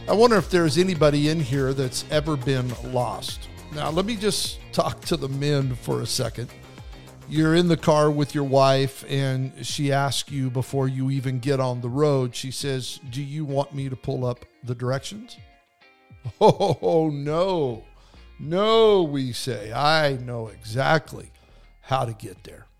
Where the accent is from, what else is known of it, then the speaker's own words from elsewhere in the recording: Idaho, United States; moved away; I grew up in Idaho